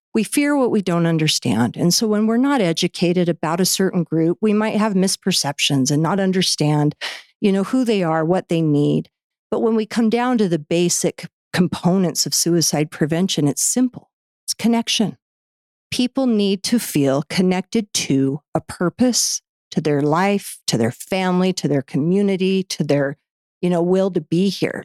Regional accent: Orem, Utah, United States; I grew up in here in Utah in, in Orem.

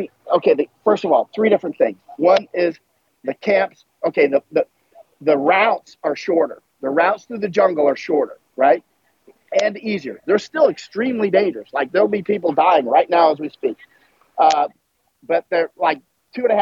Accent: United States; moved away as an adult; also born or lived in Germany / Poland; I'm American, grew up in the United States.

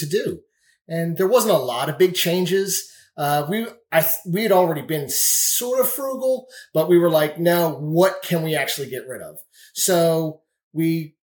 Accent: Greenville, United States; I'm from Greenville.

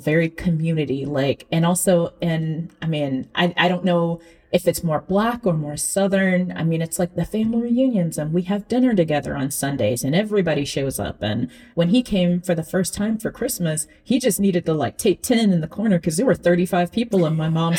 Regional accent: Ghana; I'm very proud of being Black and I'm very proud of being Ghanaian

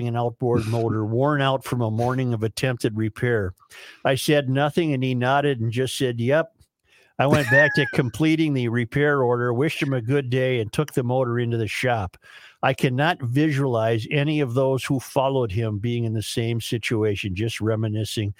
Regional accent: Minnesota, United States; I've enjoyed being a Minnesotan

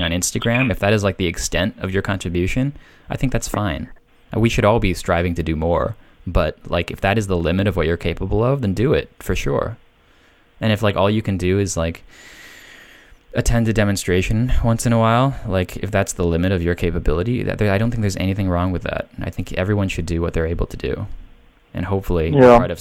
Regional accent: United States; living in America because I'm an American

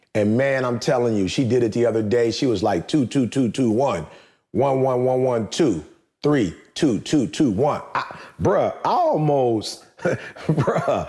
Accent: Detroit, Michigan, United States; growing up in Detroit

